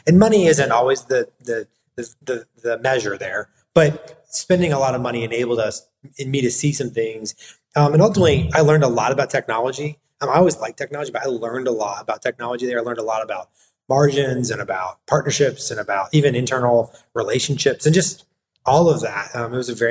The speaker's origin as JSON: {"language": "English", "town": "Florissant", "region": "Missouri", "country": "United States", "tie": "born or raised there", "also_born_or_lived": "Pennsylvania", "moved": "as an adult", "lives_now": "Knoxville, United States", "said": "I am from St. Louis. I grew up north of St. Louis in a suburb there called Florissant"}